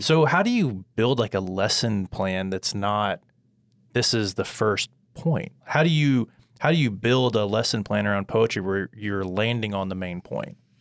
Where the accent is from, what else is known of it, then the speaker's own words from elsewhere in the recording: United States; as an American reader